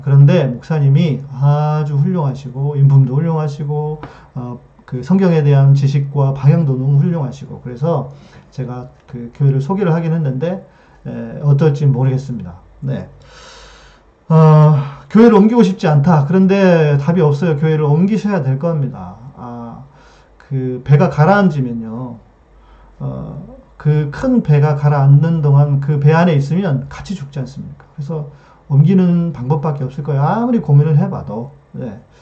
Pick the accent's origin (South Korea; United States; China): South Korea; Jeolla; 제 고향이 이제 전라도 쪽인데